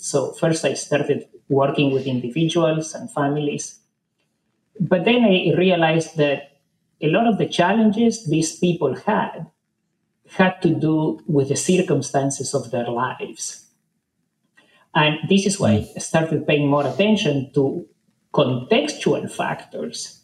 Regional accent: Argentina; I grew up in Argentina in the 60s

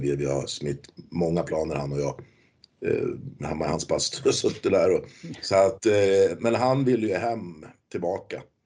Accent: Hallstavik, Stockholm County, Sweden; Jag är ju från Hallstavik också. Vi är ju två lokala

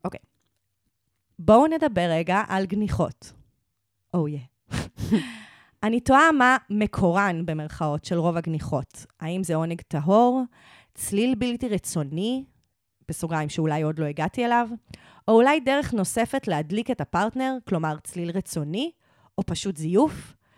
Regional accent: Israel; accent: Israeli; יש לי הכי מבטא ישראלי שאני אומרת

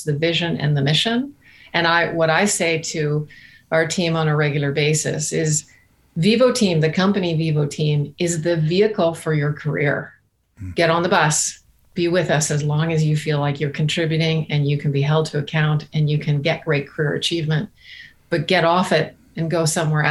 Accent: Canada; now in Barbados; we're Canadian, so our employees have been right from the East Coast to the West Coast

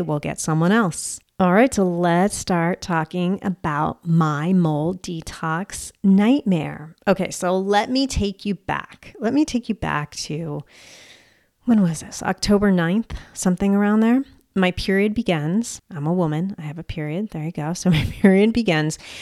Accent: United States; I'm American

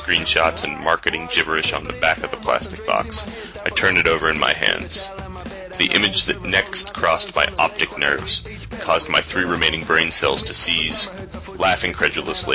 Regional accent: United States; moved away as an adult; now in Melbourne, Australia; my home country

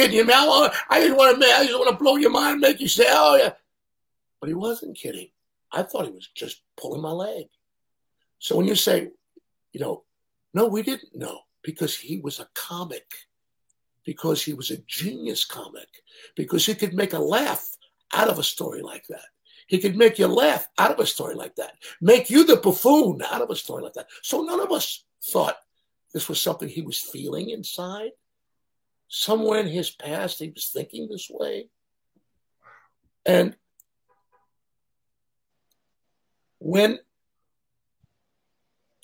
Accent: New York City, New York, United States; I'm from Chelsea.

